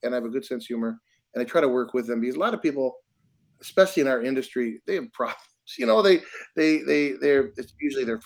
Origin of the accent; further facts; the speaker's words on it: Detroit, Michigan, United States; moved away as an adult; now in Milwaukee, United States; I'm from Detroit